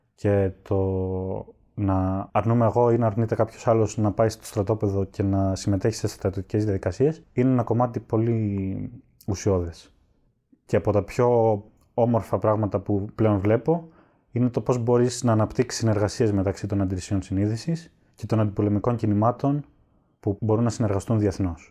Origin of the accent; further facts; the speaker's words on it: Skydra, Central Macedonia, Greece; μεγάλωσα στη Σκύδρα Πέλλα